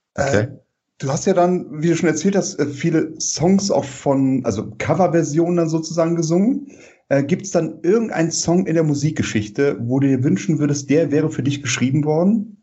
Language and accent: German; Rhineland, Germany; als Rheinländer